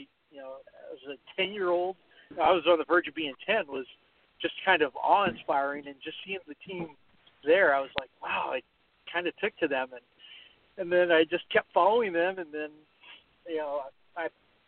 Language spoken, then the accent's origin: English; California, United States; I am from California. Born and raised here